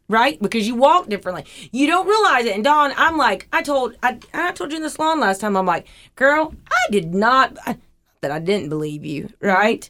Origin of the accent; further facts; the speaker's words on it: Huntsville, Alabama, United States; I grew up in Huntsville